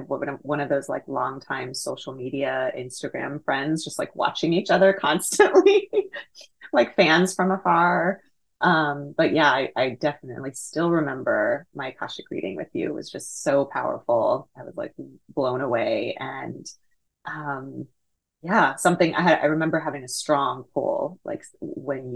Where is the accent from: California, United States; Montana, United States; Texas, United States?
Texas, United States; Houston; I was born and raised in Houston, Texas